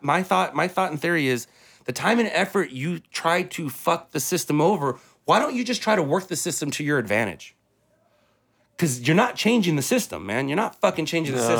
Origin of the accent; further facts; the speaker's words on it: United States; we're only American because this is where we're fucking born.